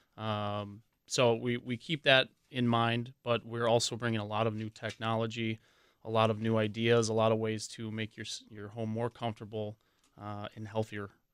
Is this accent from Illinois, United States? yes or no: no; Waukesha, Wisconsin, United States; I grew up right in Waukesha